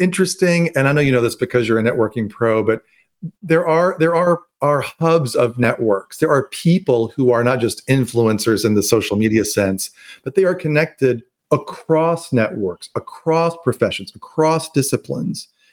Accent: Louisville, Kentucky, United States; also born or lived in Atlanta, Georgia; to go back home and to be with him as he recovers. And the moment I went back to my hometown

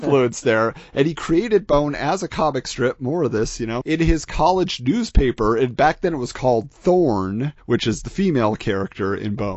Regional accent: United States; I'm an American

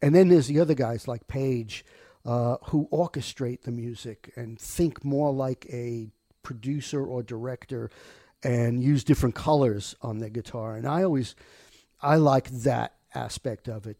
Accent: New York City, New York, United States; moved away as an adult; I grew up in Rockaway

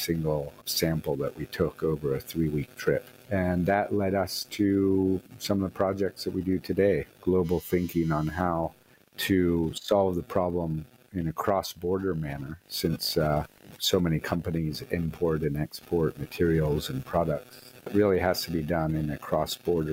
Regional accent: California, United States; moved away as an adult; also born or lived in Asia; I grew up in California, a lot of outdoor activities

